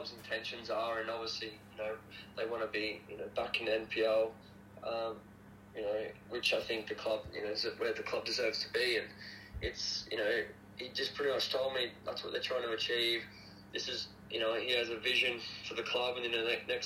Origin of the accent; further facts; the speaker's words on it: Toowoomba, Queensland, Australia; I'm actually from Toowoomba